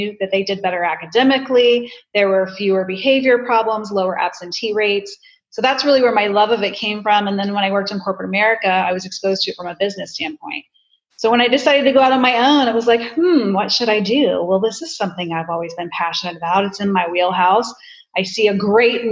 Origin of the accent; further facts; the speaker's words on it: Tampa, Florida, United States; Home, Tampa